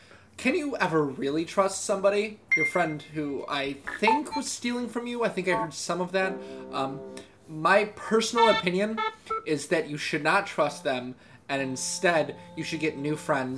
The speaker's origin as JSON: {"language": "English", "area": "Metro Detroit area", "region": "Michigan", "country": "United States", "said": "I'm from the Metro Detroit area."}